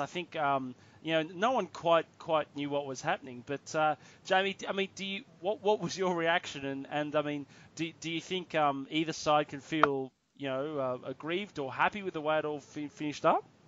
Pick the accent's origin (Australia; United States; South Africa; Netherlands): Australia; as an Australian rugby fan